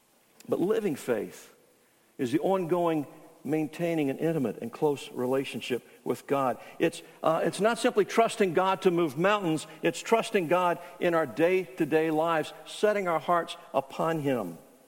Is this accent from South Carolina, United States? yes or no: yes; Charleston, South Carolina, United States; I'm from Charleston.